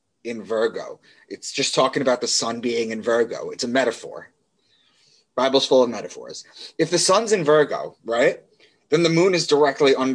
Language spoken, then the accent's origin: English; Long Island, New York, United States; moved away as an adult; also born or lived in Boston; I grew up and I was raised in Long Island.